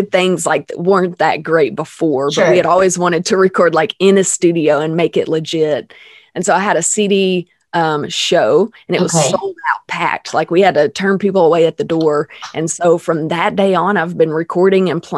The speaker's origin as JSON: {"language": "English", "region": "Arkansas", "country": "United States", "tie": "born or raised there", "said": "born and raised in Arkansas. I'm still living in Arkansas"}